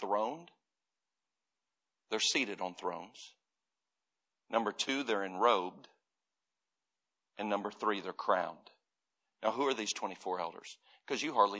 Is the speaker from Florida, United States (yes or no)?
yes; Florida, United States; I grew up in Florida